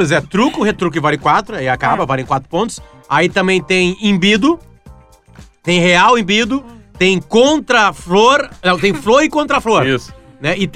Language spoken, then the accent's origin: Portuguese; Alegrete, Rio Grande do Sul, Brazil; Porque eu fui criado no Alegrete